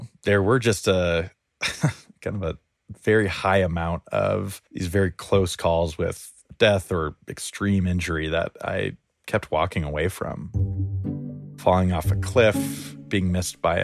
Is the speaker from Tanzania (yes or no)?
no; Crestone, Colorado, United States; now in Denver, United States; I grew up in Crestone, Colorado